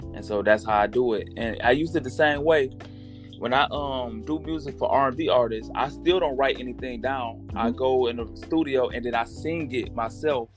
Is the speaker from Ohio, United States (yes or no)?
yes; Toledo, Ohio, United States; I'm from Toledo, Ohio